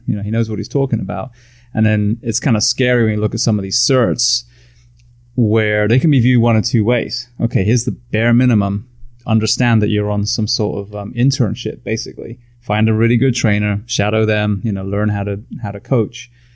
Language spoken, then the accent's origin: English; England, United Kingdom; now in United States; I'm from England. I'm a first generation immigrant